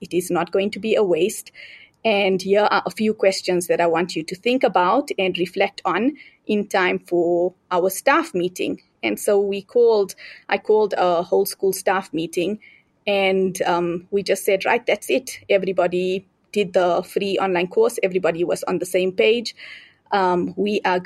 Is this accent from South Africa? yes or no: yes; South Africa; moved away as an adult; now in Zambia; I am originally from South Africa, but I moved to Zambia after I got married